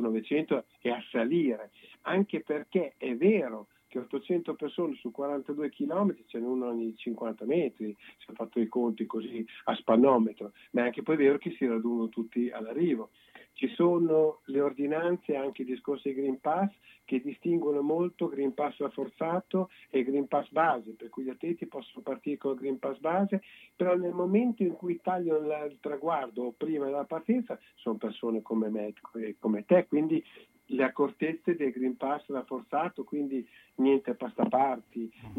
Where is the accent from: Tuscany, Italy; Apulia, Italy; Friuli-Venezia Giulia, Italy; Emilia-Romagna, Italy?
Emilia-Romagna, Italy; Bologna; da bolognesi